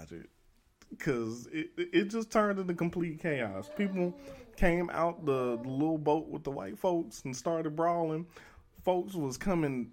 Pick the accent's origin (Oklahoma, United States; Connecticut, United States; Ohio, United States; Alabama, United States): Alabama, United States; Birmingham; I've been living in Birmingham for like the first 18 years of my life.